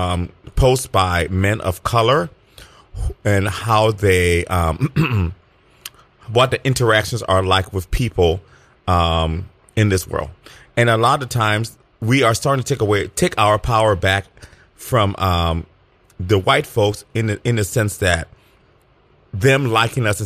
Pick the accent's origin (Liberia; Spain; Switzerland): Liberia; now in United States; when I was a baby, we went back and I was actually raised in Liberia.